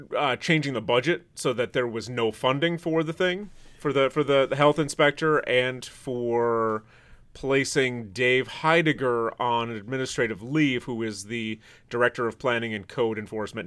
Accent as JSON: {"language": "English", "town": "Traverse City", "region": "Michigan", "country": "United States", "tie": "born or raised there", "moved": "yes", "said": "Traverse City, where I'm from, the population is a little under sixteen thousand."}